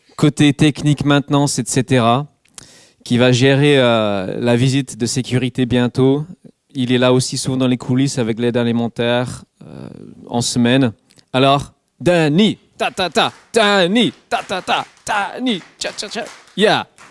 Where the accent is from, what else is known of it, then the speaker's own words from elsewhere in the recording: England, United Kingdom; French is a second language; moved away; Je suis anglais